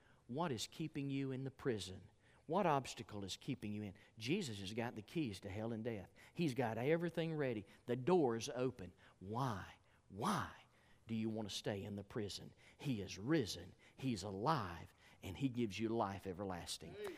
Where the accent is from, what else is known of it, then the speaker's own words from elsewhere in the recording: Georgia, United States; I'm from Georgia